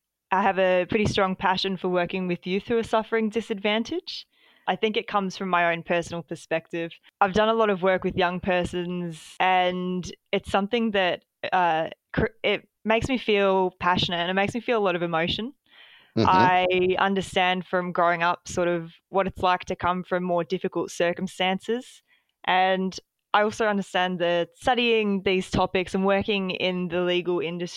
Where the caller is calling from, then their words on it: Melbourne, Victoria, Australia; Yeah, so I'm joining from Melbourne today.